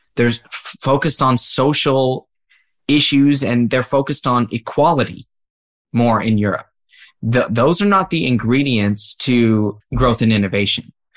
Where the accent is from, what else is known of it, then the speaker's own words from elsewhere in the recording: United States; as an American